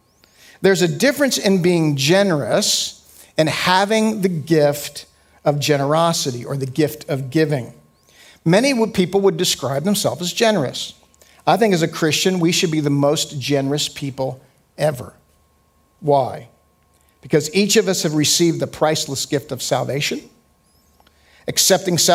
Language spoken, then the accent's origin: English; United States; as an American and as a Westerner